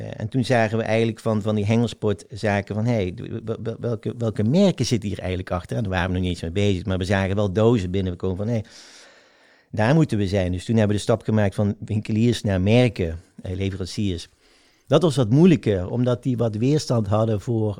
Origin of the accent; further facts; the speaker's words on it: South Limburg, Netherlands; also born or lived in North Brabant; Van de dag van de verhuizing, dat wij naar Zuid-Limburg verhuizen. Dat is ook mijn eerste herinnering. En ehm, ja, daar, heb ik wel gewoon een fijne jeugd gehad